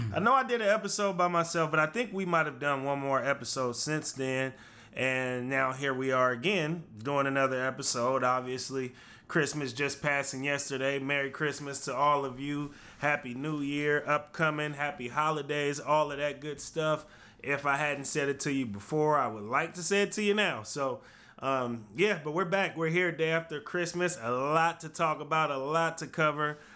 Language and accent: English; Los Angeles, California, United States; moved away; back in my hometown